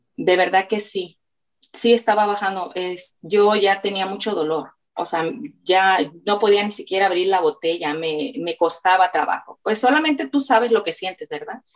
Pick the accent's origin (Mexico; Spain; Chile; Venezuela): Mexico; now in Florida, United States; Soy de México, pero radico en Florida